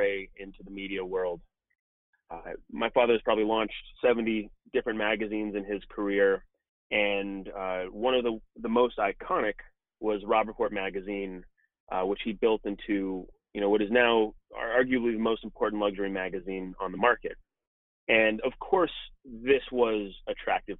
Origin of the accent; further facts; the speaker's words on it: Malibu, California, United States; also born or lived in New York City / Los Angeles; I grew up in Malibu, California